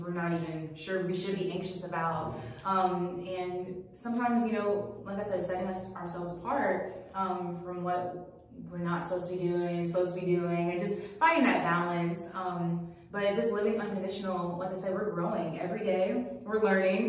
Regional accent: Charlotte, North Carolina, United States; moved away as an adult; also born or lived in Brooklyn, New York; now in Greensboro, United States; from Charlotte, North Carolina. That's where I grew up.

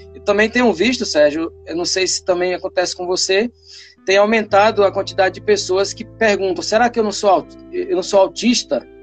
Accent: Piauí, Brazil; moved away as an adult; also born or lived in Tocantins; now in Palmas, Brazil; eu sou piauiense e já estou aqui no Tocantins há 15 anos

